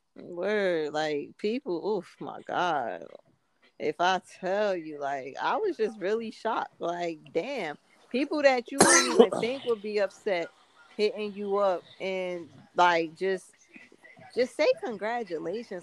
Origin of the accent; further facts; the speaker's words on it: Nigeria; African and being Nigerian